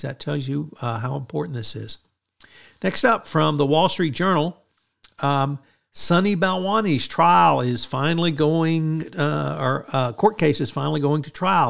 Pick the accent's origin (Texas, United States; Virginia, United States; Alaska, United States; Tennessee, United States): Texas, United States; Kerrville; my hometown paper, the Kerrville Daily Times